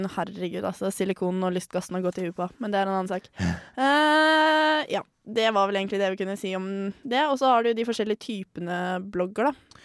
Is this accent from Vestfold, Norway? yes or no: yes; Tønsberg, Vestfold, Norway; born or raised there